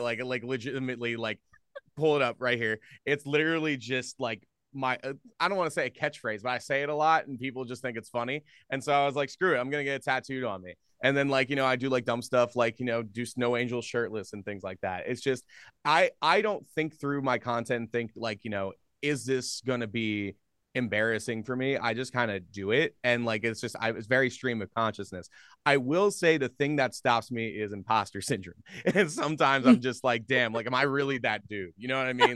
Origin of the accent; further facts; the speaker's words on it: Philadelphia, Pennsylvania, United States; now in Minnesota, United States; I grew up in Philadelphia area